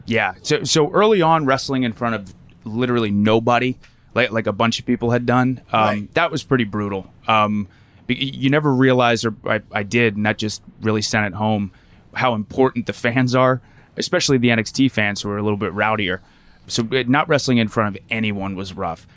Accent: Lancaster, Pennsylvania, United States; Lancaster, Pennsylvania, so Amish country

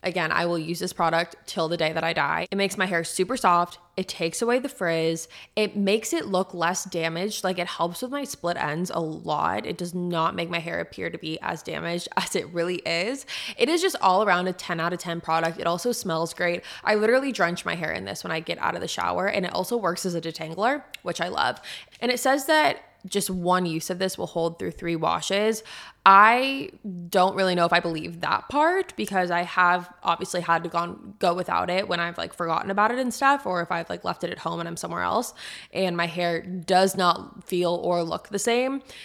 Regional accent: San Diego, California, United States; now in Nashville, United States; I'm from San Diego

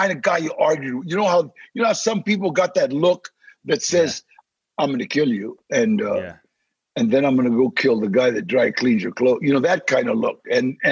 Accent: Maywood, California, United States; also born or lived in Los Angeles; I was born in Maywood, California, and the reason was, as I was born in 1944, they took my mom to the General Hospital

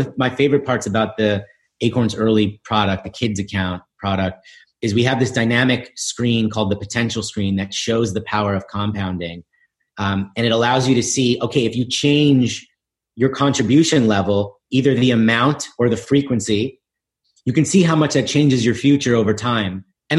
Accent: New York City, New York, United States; Yeah, listen, I grew up in the East Village in New York, going to public schools.

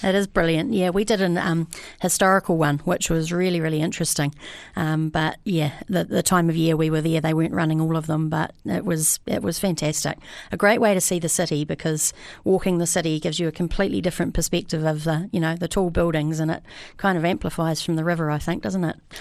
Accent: New Zealand; moved away; I come from Amarua originally

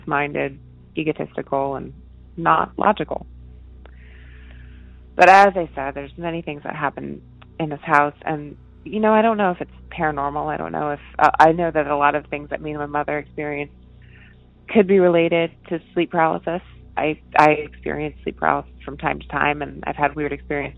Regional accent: Connecticut, United States; I grew up in Connecticut, and I lived in three different houses in Connecticut

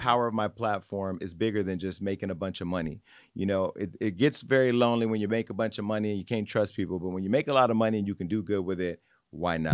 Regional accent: Stockton, California, United States; moved away; my hometown of Stockton, specifically on the Southside

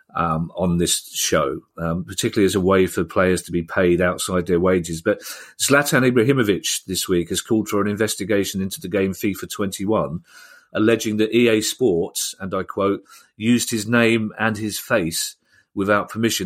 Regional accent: London, United Kingdom; how proud I am of, of, of London and being a Londoner, especially being a South Londoner

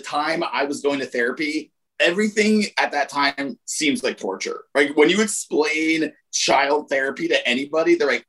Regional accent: Laramie, Wyoming, United States; Laramie, Wyoming.

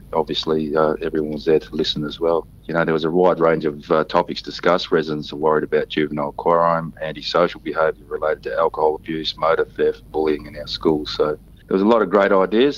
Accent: Broome, Western Australia, Australia; born and bred in Broome

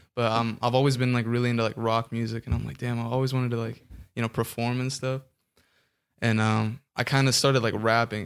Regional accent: Orange County, California, United States; also born or lived in Kansas; I'm from Orange County, born in Kansas.

